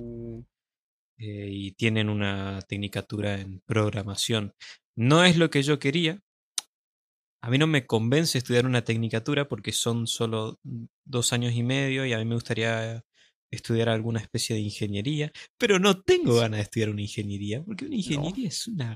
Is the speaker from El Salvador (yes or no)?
no; Argentina